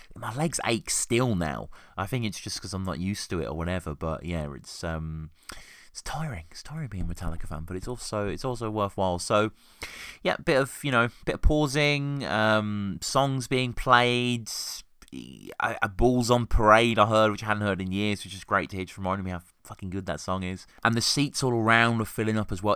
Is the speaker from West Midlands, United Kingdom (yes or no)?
yes; Birmingham, West Midlands, United Kingdom; now in Oxford, United Kingdom; I live in Oxford, um, live and work in Oxford, but I grew up in Birmingham